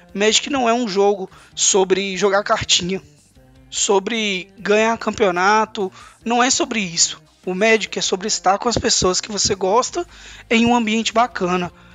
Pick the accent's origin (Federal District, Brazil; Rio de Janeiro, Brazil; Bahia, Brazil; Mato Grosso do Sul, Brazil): Federal District, Brazil; Brasília; moved away as an adult; also born or lived in Palmas; Eu saí de Brasília com 19 anos de idade e fui fazer faculdade em Palmas